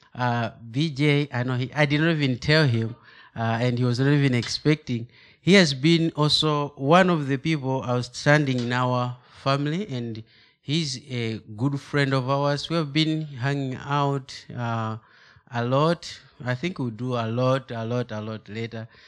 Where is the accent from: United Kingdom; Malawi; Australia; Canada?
Malawi; English is a second language; moved away; I'm from Africa, specific Malawi. That is the southern part of Africa.